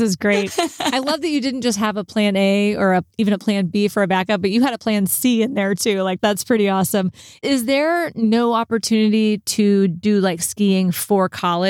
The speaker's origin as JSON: {"language": "English", "region": "Texas", "country": "United States", "said": "because again, I'm from Texas. I went to a Texas school."}